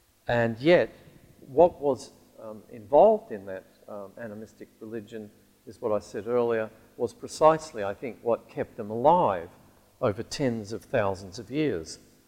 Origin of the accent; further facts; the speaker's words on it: Alice Springs, Northern Territory, Australia; moved away; growing up in Alice Springs, which is the town right at the very heart of the continent of Australia